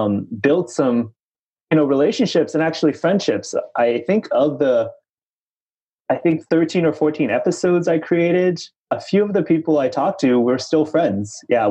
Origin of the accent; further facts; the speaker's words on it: China; born there; moved away; So originally, I was born in China and I read and speak and write Chinese.